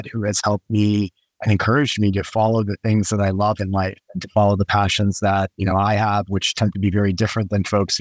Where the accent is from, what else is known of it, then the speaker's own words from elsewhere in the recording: right outside of Houston, Texas, United States; I grew up right outside of Houston, Texas